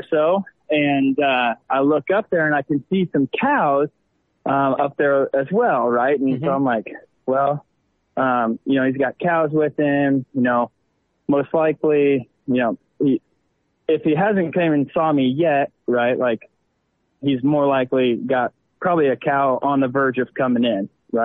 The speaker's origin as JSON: {"language": "English", "region": "Southwest Nebraska", "country": "United States", "tie": "born or raised there", "lives_now": "Lincoln, United States", "said": "Born and raised in Southwest Nebraska. Currently live in Lincoln, Nebraska."}